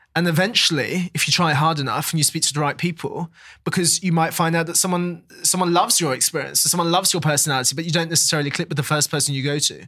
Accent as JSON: {"language": "English", "region": "London", "country": "United Kingdom", "tie": "born or raised there", "said": "I was born there, I've always lived there"}